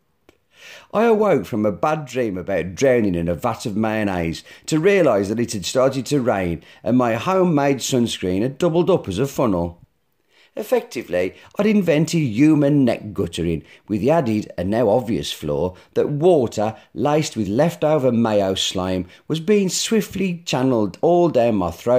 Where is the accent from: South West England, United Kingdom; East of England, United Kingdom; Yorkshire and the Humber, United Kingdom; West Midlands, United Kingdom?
West Midlands, United Kingdom; Black Country; I'm from the Black Country